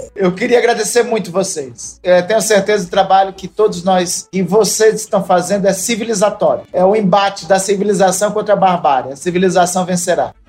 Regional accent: Garanhuns, Pernambuco, Brazil; now in Macapá, Brazil; eu nasci lá em Garanhuns

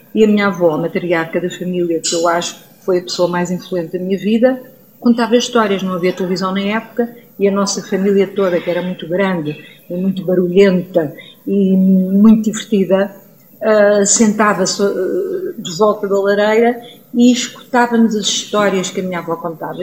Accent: Vila Franca de Xira, Lisbon, Portugal; also born or lived in Guarda; eu nasci em Vila Franca, quer dizer, fui nascer à Guarda, mas estava em Vila Franca, fui só a Vila Franca porque era mais confortável para a minha mãe

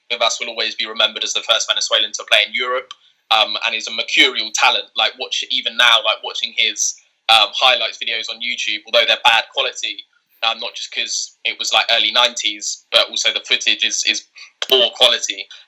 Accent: England, United Kingdom; born and raised in England

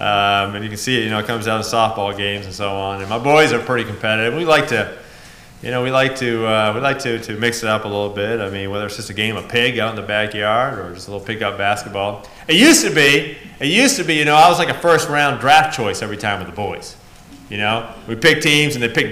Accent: New England, United States; I'm a New England boy

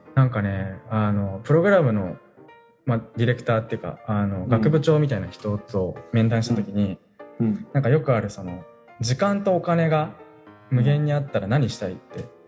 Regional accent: Kanagawa, Japan; moved away as an adult; now in Hoboken, United States; 僕神奈川出身ですけど結構あの盆地のあの田舎の方で

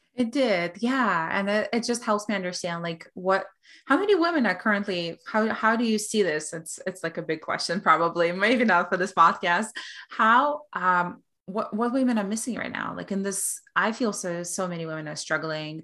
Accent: Belarus; moved away; I come from Russian culture, from Belarusian culture

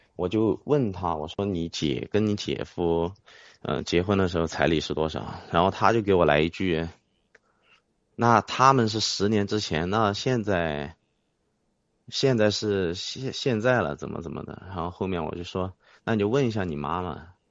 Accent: Huaihua, Hunan, China; moved away as an adult; now in Changsha, China; 我老家是怀化的嘛

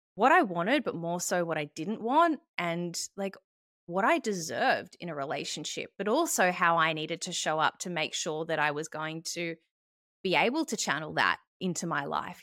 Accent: Melbourne, Victoria, Australia; moved away as an adult; also born or lived in Sydney; I moved back to Melbourne, which was my hometown

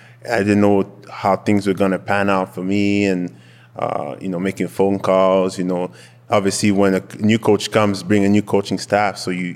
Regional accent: Montreal, Quebec, Canada; first language French; English is a second language; moved away as an adult; now in Calgary, Canada; I'm born and raised in Montreal.

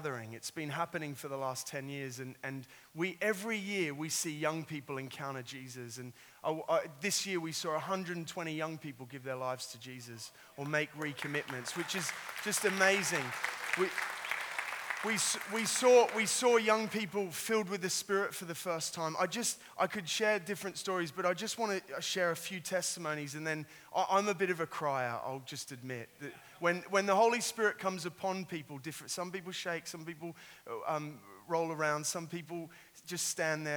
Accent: Sydney, New South Wales, Australia; I've got a little twang. I am an Australian. I grew up in Sydney.

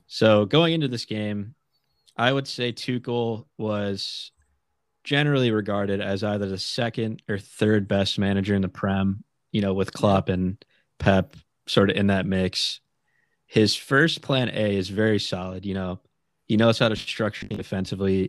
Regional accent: United States; us being American fans

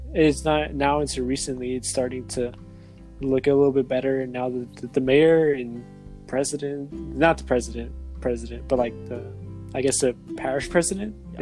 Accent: New Iberia, Louisiana, United States; also born or lived in Lafayette, Louisiana; I was raised in New Iberia. I was born in Lafayette, but raised in New Iberia

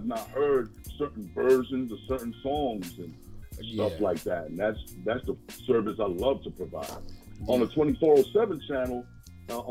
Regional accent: New York City, New York, United States; I'm actually a Harlem native. 212

